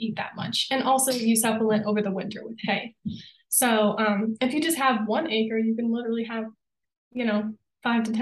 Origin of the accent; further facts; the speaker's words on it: Vermont, United States; moved away as an adult; now in Colorado, United States; I grew up in Vermont